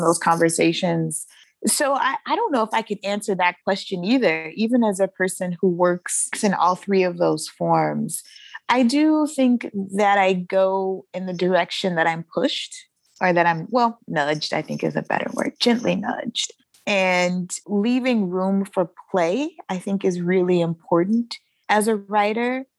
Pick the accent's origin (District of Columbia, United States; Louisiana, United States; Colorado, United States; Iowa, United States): Louisiana, United States; Shreveport; I was born and raised in Shreveport, Louisiana